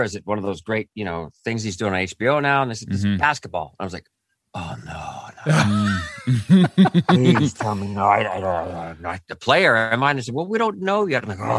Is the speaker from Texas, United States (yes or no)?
no; Cypress, California, United States; I grew up in Orange County. I can't remember it was in Cypress